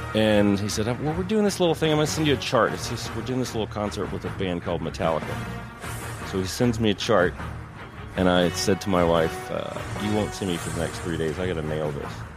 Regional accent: Paris, Texas, United States; moved away as an adult; I grew up in Paris, Texas

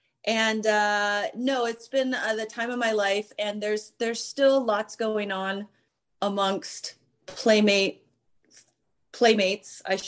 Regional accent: Santa Barbara, California, United States; No, I'm from Santa Barbara.

